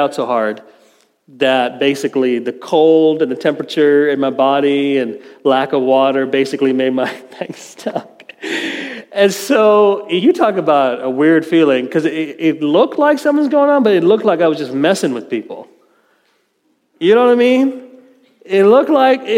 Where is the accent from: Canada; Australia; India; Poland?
India; moved away; My home country in India, very prideful people, Indians